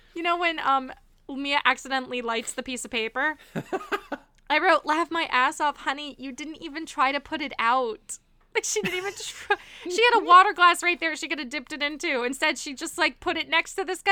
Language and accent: English; Miami, Florida, United States; I grew up in Miami